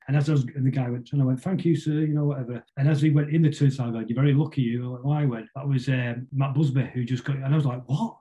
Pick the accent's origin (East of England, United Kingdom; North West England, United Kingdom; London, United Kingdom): North West England, United Kingdom; Manchester; I grew up in West Manchester